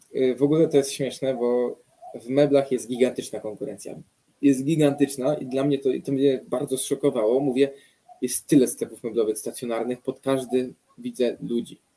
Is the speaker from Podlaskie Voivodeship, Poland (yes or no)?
no; near Radom, Masovian Voivodeship, Poland; ja jestem spod Radomia